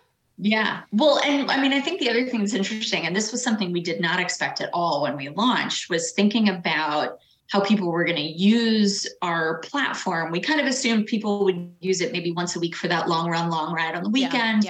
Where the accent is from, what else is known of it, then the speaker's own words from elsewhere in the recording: Boston, Massachusetts, United States; I'm born and raised in Boston